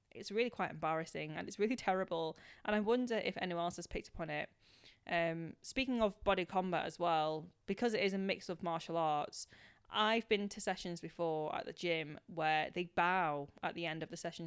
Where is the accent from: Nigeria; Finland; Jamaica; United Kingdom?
United Kingdom; being British born Chinese